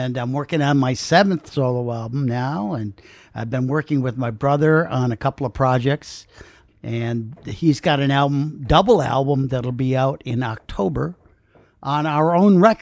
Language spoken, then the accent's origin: English; Clayton, New York, United States; the town we grew up in was Clayton, which is a small town on the river up there, on the St. Lawrence River